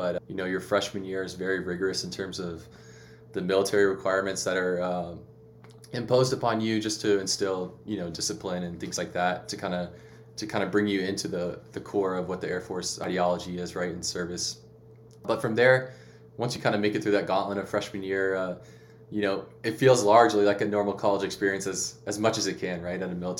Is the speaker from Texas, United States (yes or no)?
yes; Houston, Texas, United States; moved away as an adult; also born or lived in Colorado Springs / Biloxi / Washington; I grew up in Houston, Texas, kind of in the suburbs.